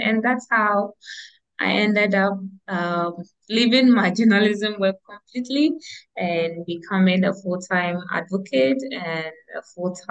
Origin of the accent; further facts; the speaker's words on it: Ghana; I'm from Ghana, West Africa.